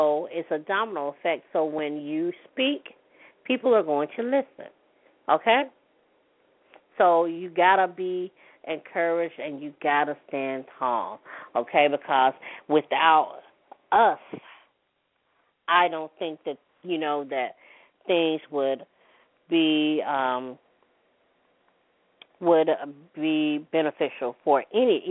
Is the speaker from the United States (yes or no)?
yes; Hattiesburg, Mississippi, United States; my hometown city of Hattiesburg